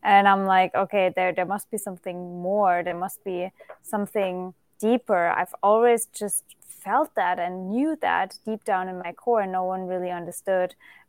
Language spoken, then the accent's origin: English; Germany; English is a second language; moved away; I'm originally from Germany.